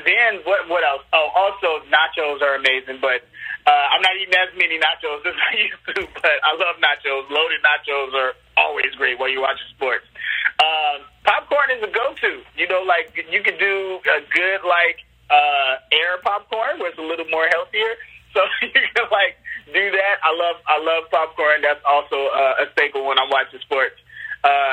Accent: Chicago, Illinois, United States; I'm from Chicago. It's just, you know, it reminds me of being a little kid in Chicago

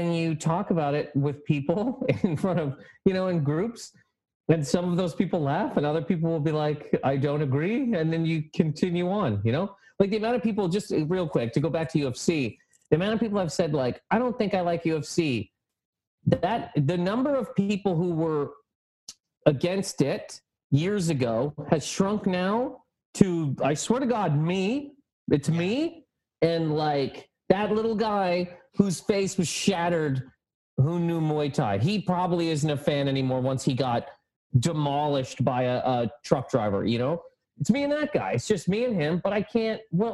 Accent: Halifax, Nova Scotia, Canada; now in New York, United States; I'm from Halifax, Nova Scotia, the east coast of Canada

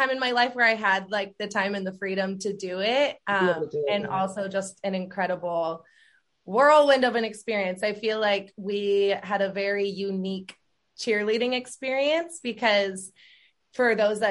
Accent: San Diego, California, United States; I'm from San Diego too. And after I graduated Cal Poly Pomona, I moved back to San Diego

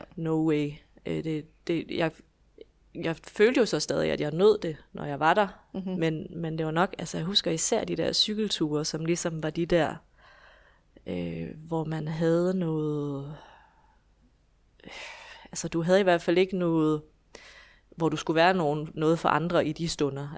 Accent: Esbjerg, Southern Denmark, Denmark; jeg kommer fra Esbjerg, hvor jeg bor i hus med min mand og mine tre børn

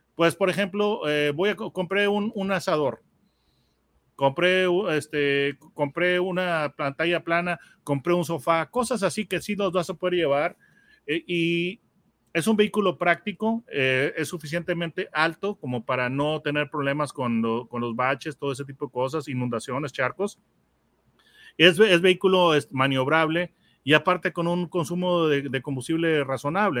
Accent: Mexico; tengo yo la perspectiva mexicana. Entonces, la perspectiva este, que yo tengo como mexicano

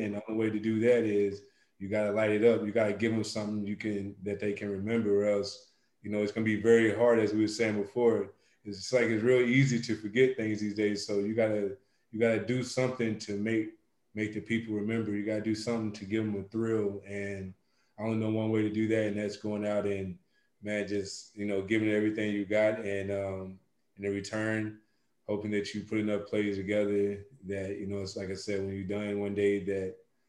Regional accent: the South, United States; And for me, it was always kind of early on, especially growing up in the South, the way I grew up at it, whatnot.

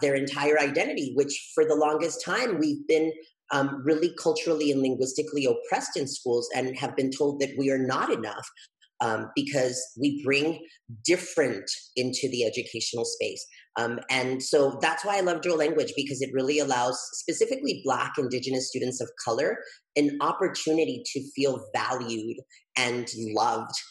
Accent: El Paso, Texas, United States; also born or lived in Juárez, Mexico; my hometown of El Paso

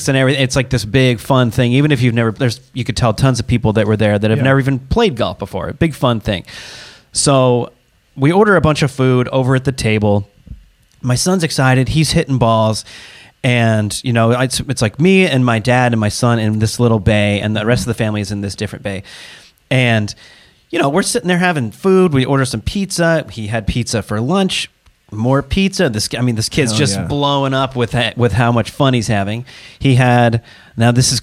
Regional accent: Seattle, Washington, United States; moved away; I'm from Seattle area. And so we traveled back home to spend some time with the grandparents

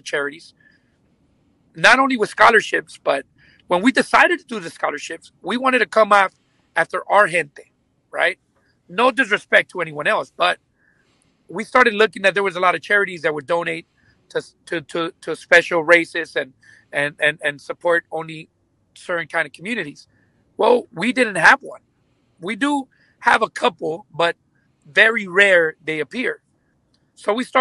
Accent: Los Angeles, California, United States; first language Spanish and English; also born or lived in Lennox, California; I was born and raised in Venice, and then I moved to Lenox, which is near Inglewood by the LAX, when I was 21 years old

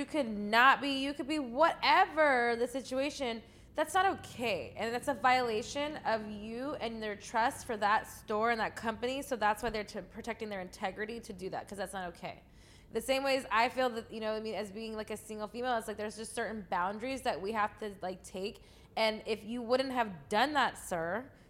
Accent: The Bronx, New York, United States; my family is from New York. Okay, we're from the Bronx. We don't play that game.

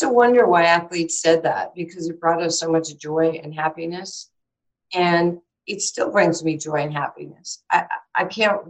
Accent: New York, United States; We were one grandfather away from food stamps growing up in New York

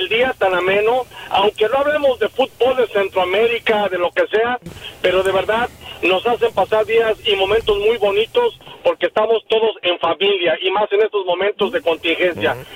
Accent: Mexico; now in Chicago, United States; Soy mexicano

